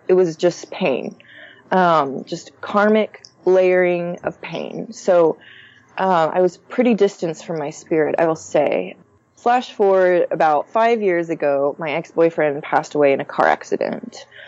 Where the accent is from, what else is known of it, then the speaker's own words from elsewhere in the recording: Houston, Texas, United States; growing up in the Houston suburbs